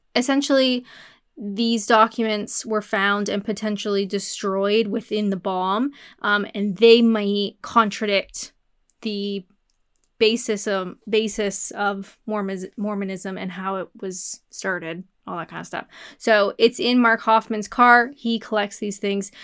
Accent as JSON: {"language": "English", "country": "Canada", "said": "I'm Canadian."}